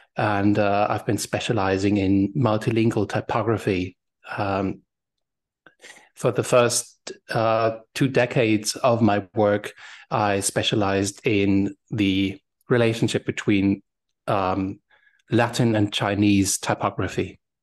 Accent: Germany; English is a second language; moved away as an adult; now in Berlin, Germany; in my my hometown, uh, used to be a French garrison till 1990

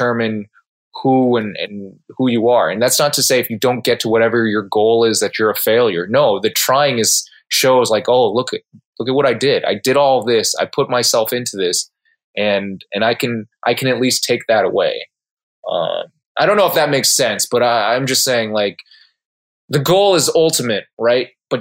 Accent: Southern California, United States; moved away as an adult; also born or lived in Casper, Wyoming; I grew up in Southern California. I'm a SoCal homeboy

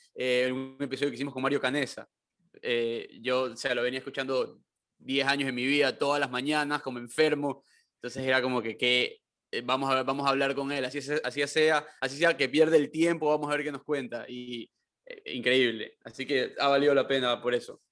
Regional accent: Ecuador; ser latino, pero como que ecuatoriano

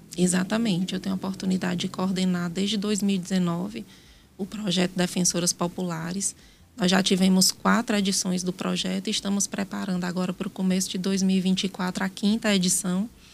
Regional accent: Brejo Santo, Ceará, Brazil; also born or lived in Piauí; now in Teresina, Brazil; Eu nasci em Brejo Santo, no Ceará.

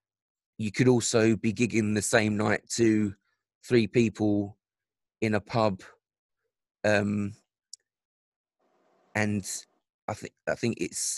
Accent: London, United Kingdom; I grew up in South London

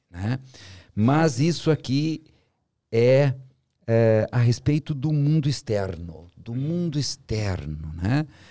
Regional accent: São Borja, Rio Grande do Sul, Brazil; nasci, fui criado em São Borja

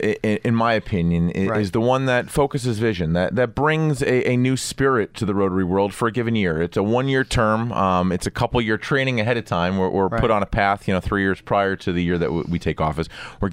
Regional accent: New York, United States; And here it is, I'm a banker from New York.

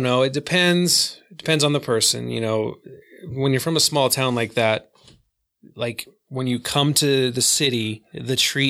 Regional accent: Vernal, Utah, United States; In Salt Lake, but I grew up in Vernal.

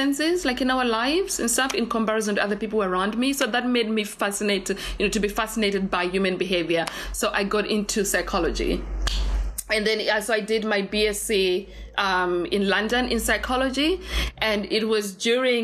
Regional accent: Zimbabwe; English is a second language; also born or lived in United Kingdom; now in Cape Town, South Africa; I am, you know, refugee. I'm Zimbabwean. English is my second language

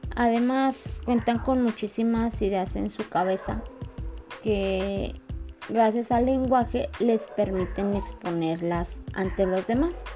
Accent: Concepción del Oro, Zacatecas, Mexico; Soy de Concepción de los Zacatecas

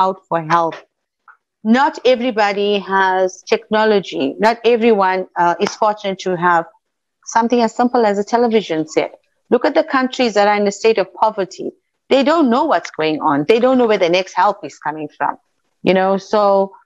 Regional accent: South Africa; I'm an Indian South African

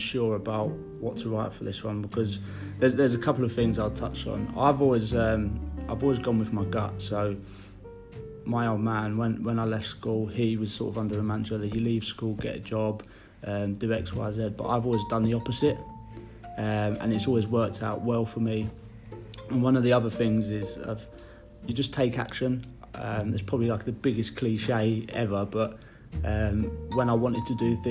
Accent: London, United Kingdom; moved away as an adult; now in Hull, United Kingdom; I'm originally from London

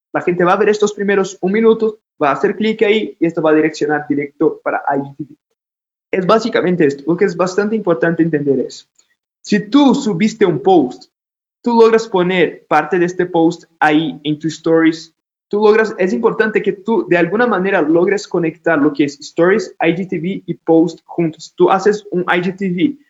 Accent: Brazil; Spanish is a second language; now in Ecuador; yo soy de Brasil, ya se dieron cuenta por mi acento

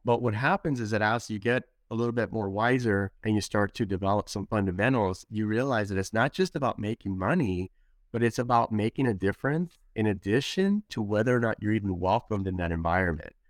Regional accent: Los Angeles, California, United States; I was born and raised in Los Angeles, California

